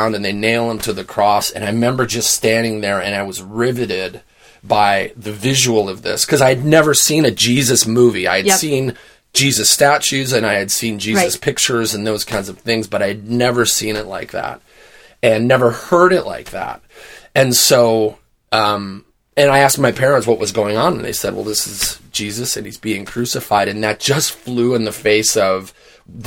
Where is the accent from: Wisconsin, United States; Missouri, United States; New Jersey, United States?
Wisconsin, United States; Born and raised in Wisconsin